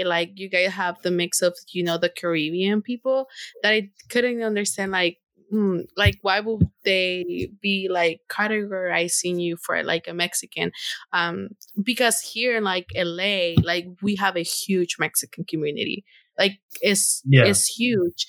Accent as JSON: {"language": "English", "country": "Honduras", "first_language": "Spanish", "second_language": "English", "moved": "yes", "said": "I'm from Honduras"}